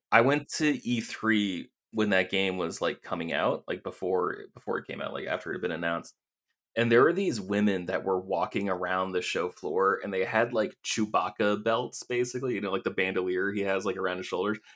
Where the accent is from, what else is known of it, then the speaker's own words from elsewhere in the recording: Maine, United States; moved away as an adult; also born or lived in Vermont / Los Angeles / San Francisco; I grew up in Maine